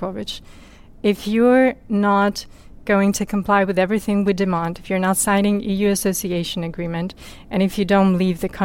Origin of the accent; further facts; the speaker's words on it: Chernivtsi, Chernivtsi Oblast, Ukraine; my hometown, Chernivtsi, in the West